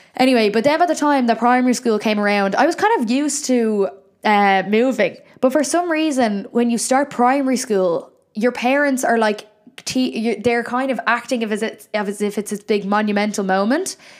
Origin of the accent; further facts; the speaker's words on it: Ireland; Why am I putting on an Irish accent when I'm Irish